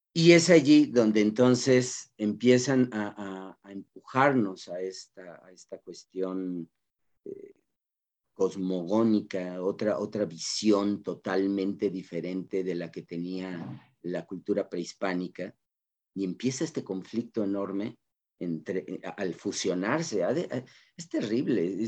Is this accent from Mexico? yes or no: yes; Mexico; como cultura mexicana